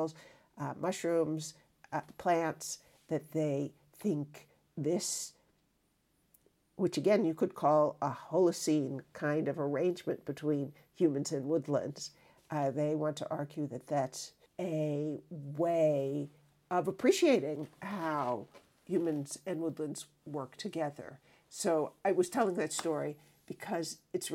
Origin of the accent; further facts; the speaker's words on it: United States; as an American